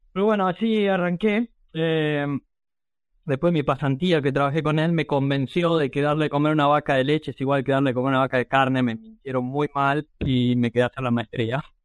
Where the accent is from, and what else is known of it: Argentina; moved away as an adult; also born or lived in Ayacucho, Buenos Aires Province / Wisconsin